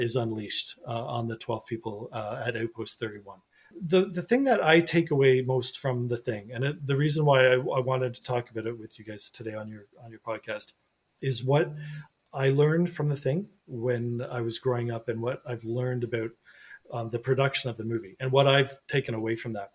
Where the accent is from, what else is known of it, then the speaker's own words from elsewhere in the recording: Canada; as a Canadian and Canadian author